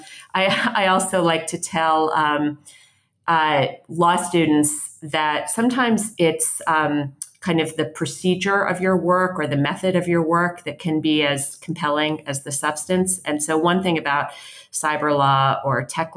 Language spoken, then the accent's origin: English; Philadelphia, Pennsylvania, United States; moved away as an adult; also born or lived in Washington, D.C.; I grew up in Philadelphia, which is where I live now